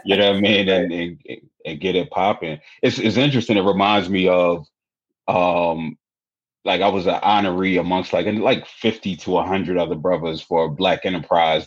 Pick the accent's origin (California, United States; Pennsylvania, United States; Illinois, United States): Pennsylvania, United States; Philadelphia; I'm from Philly